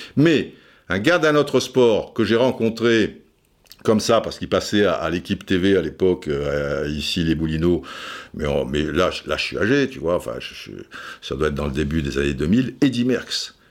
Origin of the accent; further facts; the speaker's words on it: Cannes, Provence-Alpes-Côte d'Azur, France; also born or lived in Brazzaville, Republic of the Congo; le mec qui arrive de, Cannes